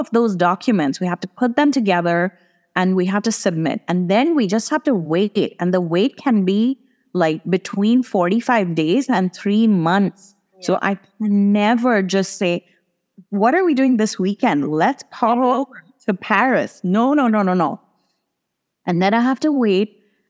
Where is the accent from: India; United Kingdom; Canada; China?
India; for me to get to Italy as an Indian passport holder, I need to book a hotel.